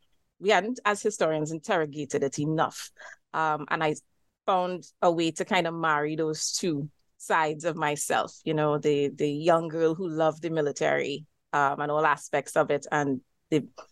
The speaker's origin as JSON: {"language": "English", "region": "Diego Martin", "country": "Trinidad & Tobago", "tie": "born or raised there", "said": "I am Trinidadian. I live in the island of Trinidad as part of Trinidad and Tobago and hail from Digo Martin, which is in northwest Tr"}